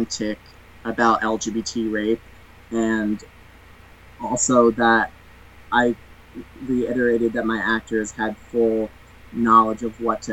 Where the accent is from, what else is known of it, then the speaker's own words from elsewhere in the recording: United States; I'm American